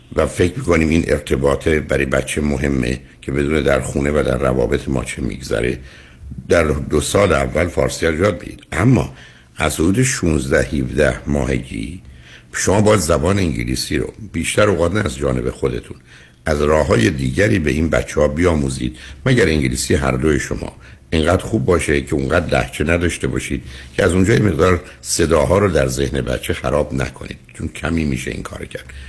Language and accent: Persian; Iran; now in United States; از ایران اومدیم بیرون و اینجا درگیر یه جامعه من در امریکا